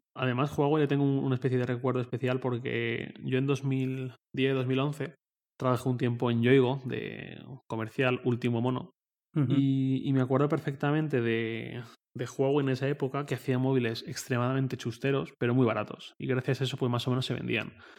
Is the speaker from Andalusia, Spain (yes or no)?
no; Valencia, Valencian Community, Spain; moved away as an adult; also born or lived in Torrent; now in Madrid, Spain; yo vivía en Valencia, de donde soy